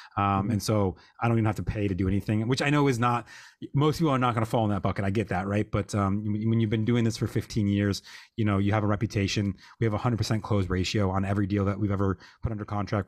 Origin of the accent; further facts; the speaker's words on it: Lockport, New York, United States; my hometown, which is Lockport